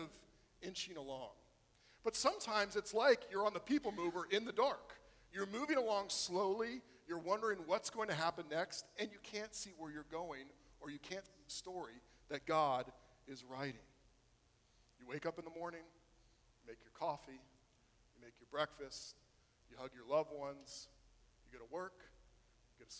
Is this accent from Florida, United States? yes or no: yes; Florida, United States; growing up in Florida